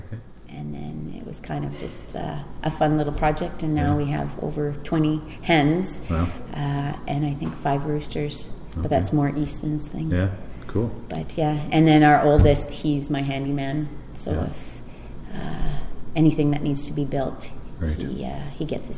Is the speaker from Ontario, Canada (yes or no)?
yes; Ontario, Canada; moved away as an adult; also born or lived in Guelph, Ontario; now in Strathmore, Canada; I'm originally from Ontario